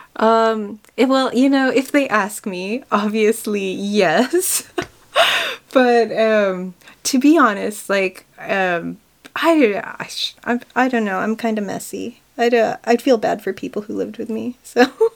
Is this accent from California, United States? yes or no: yes; California, United States; moved away as an adult; also born or lived in Kildare, Ireland; now in Ireland; I grew up in California